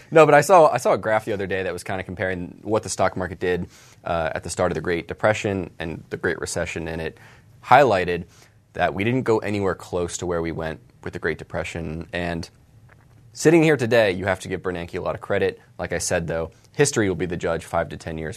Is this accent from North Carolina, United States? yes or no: yes; Charlotte, North Carolina, United States; Charlotte, my hometown